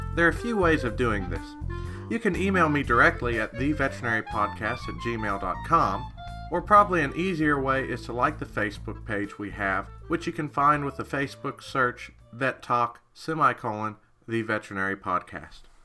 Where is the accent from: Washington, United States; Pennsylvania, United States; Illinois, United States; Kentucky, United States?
Kentucky, United States; I'm from Kentucky